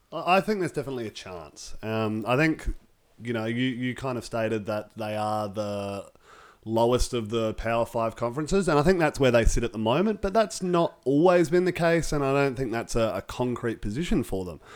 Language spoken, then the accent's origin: English; Australia; as an Australian fan